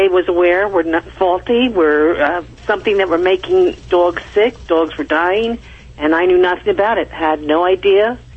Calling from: Reading, Pennsylvania, United States; Reading, Pennsylvania.

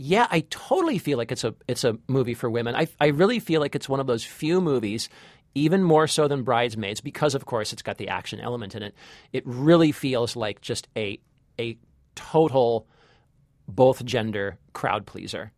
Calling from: Washington, District of Columbia, United States; I'm calling from Washington, D.C.

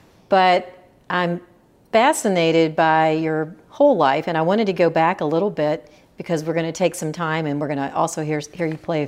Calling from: Memphis, Tennessee, United States; Well, we're in Memphis, Tennessee. So southern, you know, it's not such a bad winter, but it still gets cold.

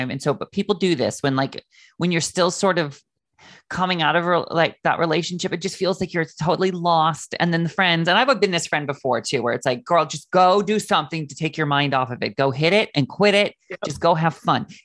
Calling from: Heath, Massachusetts, United States; I am calling from Heath, Massachusetts.

